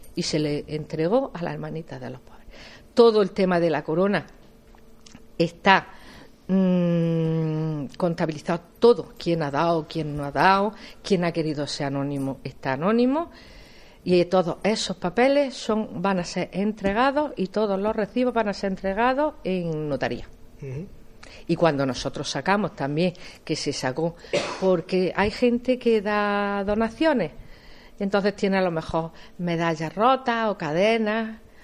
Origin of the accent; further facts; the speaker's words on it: Jaén, Andalusia, Spain; yo estoy muy vinculada al barrio porque yo nací en San Ildefonso, además yo nací en la calle Sevillano